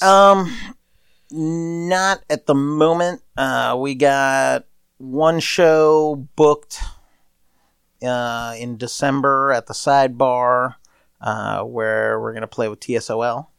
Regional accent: East Coast, United States; We're ugly people from the East Coast

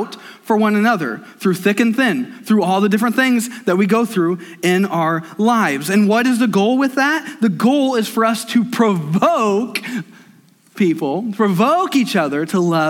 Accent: United States; I'm an American.

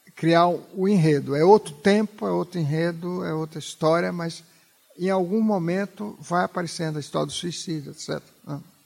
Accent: Bahia, Brazil; moved away as an adult; Quando eu mudei da Bahia para São Paulo, eu já era jornalista.

